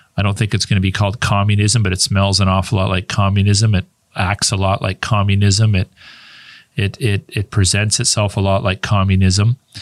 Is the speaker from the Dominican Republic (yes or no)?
no; Canada; also born or lived in United States; I was born in Canada. And my primary residence is always being in Canada